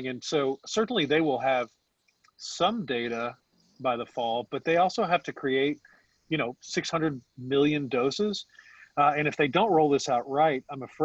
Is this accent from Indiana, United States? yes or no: yes; Indiana, United States; my hometown